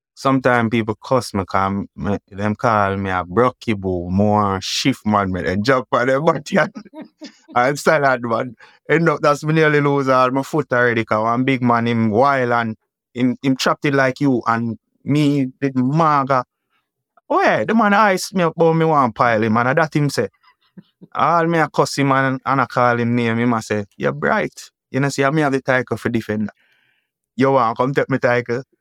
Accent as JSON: {"language": "English", "town": "Kingston", "country": "Jamaica", "tie": "born or raised there", "said": "Grew up Ken Cut"}